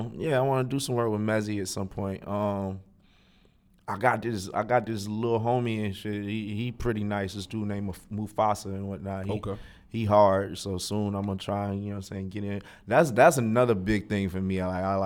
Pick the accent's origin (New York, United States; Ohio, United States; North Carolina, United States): North Carolina, United States; Raleigh; also born or lived in Greenville; Born and raised. I was born in Greenville and raised in Raleigh.